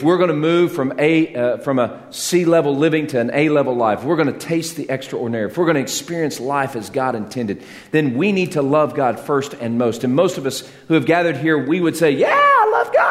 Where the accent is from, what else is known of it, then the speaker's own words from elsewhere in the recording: Texas, United States; When I was growing up in Texas